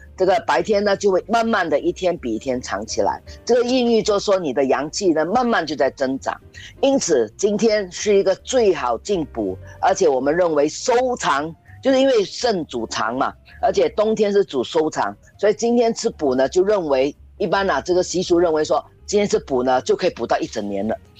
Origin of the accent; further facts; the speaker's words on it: Singapore; 当然我们新加坡可能不要讲